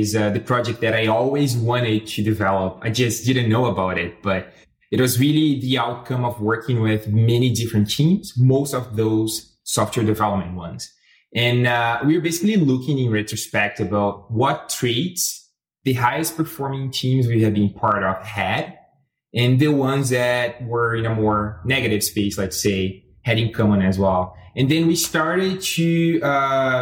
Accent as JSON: {"language": "English", "country": "Brazil", "moved": "as an adult", "lives_now": "Canada", "said": "I'm originally from Brazil, living here in Canada for about 3 years."}